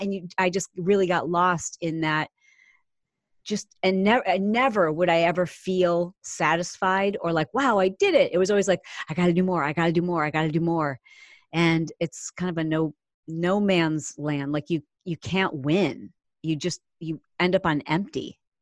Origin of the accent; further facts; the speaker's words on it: Michigan, United States; We grew up in the Midwest. I grew up in Michigan